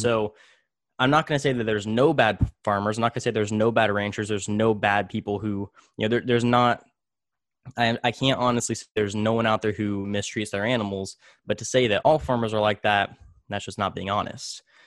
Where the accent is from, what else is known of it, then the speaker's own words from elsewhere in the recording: Tulare, California, United States; also born or lived in Visalia, California; I was actually born in, in Visalia, but I was raised in Tulare, California.